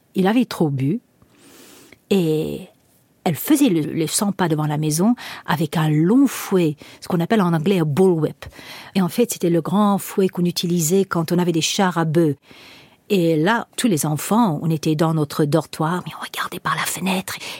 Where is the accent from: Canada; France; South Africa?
South Africa; moved away; j'ai grandi en Afrique du Sud